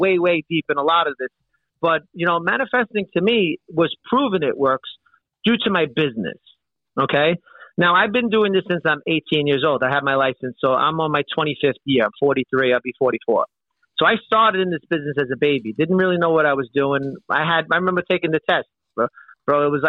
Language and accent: English; New York City, New York, United States; we grew up in Brooklyn